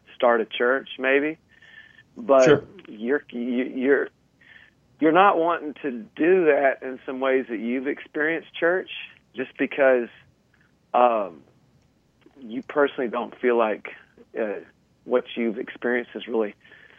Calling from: Kansas City, United States; I'm calling from Kansas City.

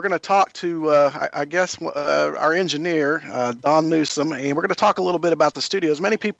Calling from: Centertown, Kentucky, United States; So we joined BBS Radio, and I come to you from Centertown, Kentucky.

